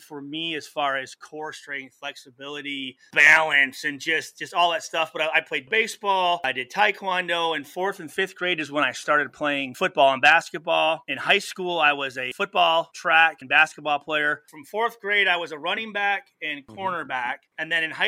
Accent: Saginaw, Michigan, United States; Growing up in Saginaw, Michigan

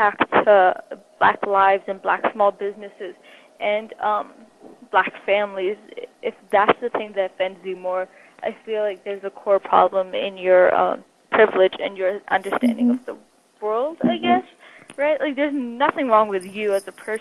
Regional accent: United States; as Asian Americans

